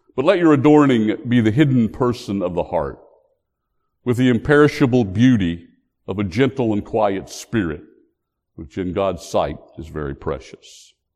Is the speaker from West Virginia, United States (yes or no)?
yes; West Virginia, United States; my home state